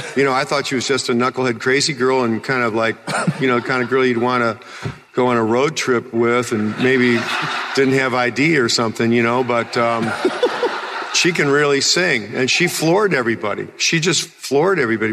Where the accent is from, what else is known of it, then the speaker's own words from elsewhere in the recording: Chicago, Illinois, United States; moved away; I came from Chicago and, in the Second City Theater